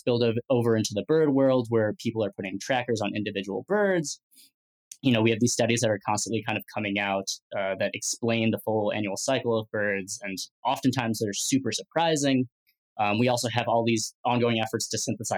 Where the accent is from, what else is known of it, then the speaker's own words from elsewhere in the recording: Midwest, United States; growing up in the Midwest